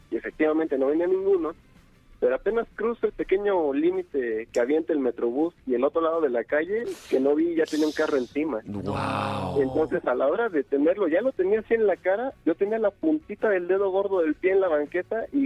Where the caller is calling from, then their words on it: Tula, Hidalgo, Mexico; Vengo de la ciudad de los Atlantes, de Tula Hidalgo, amigo.